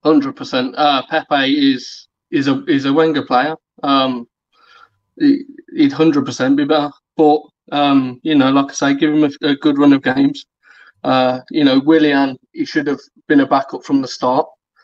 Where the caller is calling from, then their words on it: Birmingham, West Midlands, United Kingdom; Birmingham again, mate.